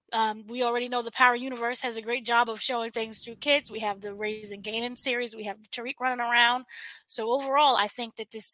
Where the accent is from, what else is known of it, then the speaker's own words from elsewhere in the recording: New York, United States; I'm from New York